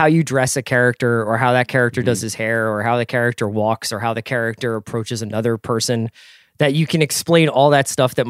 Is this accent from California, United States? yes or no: no; Philadelphia, Pennsylvania, United States; now in Los Angeles, United States; Me and Andy are in LA, but we are from Philly.